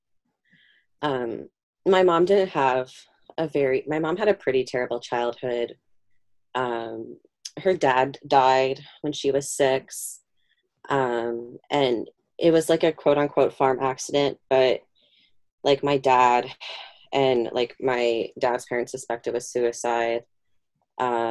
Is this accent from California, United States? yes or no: no; Fort Dodge, Iowa, United States; now in New York, United States; I was born in Fort Dodge, Iowa in 1993.